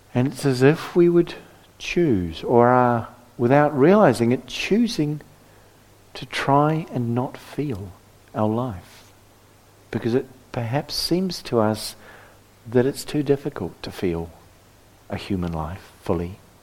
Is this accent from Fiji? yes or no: no; New Zealand; moved away; I come from New Zealand